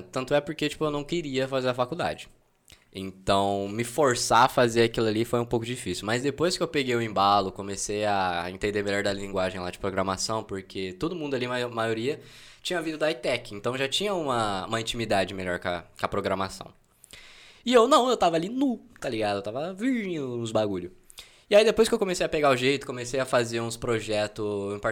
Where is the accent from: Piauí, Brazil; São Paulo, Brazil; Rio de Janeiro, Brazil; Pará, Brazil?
São Paulo, Brazil; Ribeirão Preto; nasci aqui em Ribeirão, padrão, sou daqui, moro no Quintino 2.